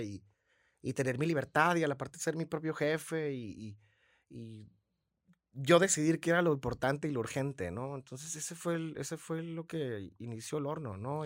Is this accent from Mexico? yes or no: yes; San Luis Río Colorado, Sonora, Mexico; now in Tijuana, Mexico; soy de San Luis Río Colorado, toda mi familia es de Morelia